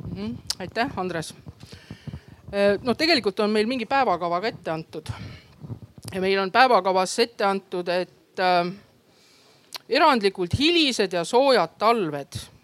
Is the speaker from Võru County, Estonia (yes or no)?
yes; Võru, Võru County, Estonia; moved away as an adult; now in Tartu, Estonia; ma olen tegelikult Võrost pärit